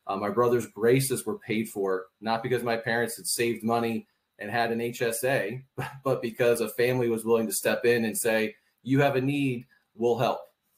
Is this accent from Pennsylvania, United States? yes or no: yes; Philadelphia, Pennsylvania, United States; In the Philadelphia area, you know, unique situation in that we had 1 acre